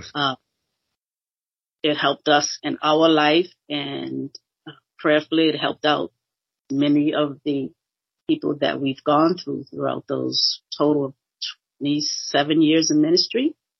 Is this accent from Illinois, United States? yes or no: no; Boston, Massachusetts, United States; moved away as an adult; now in Cleveland, United States; I'm originally from Boston, Massachusetts, born and bred there all my life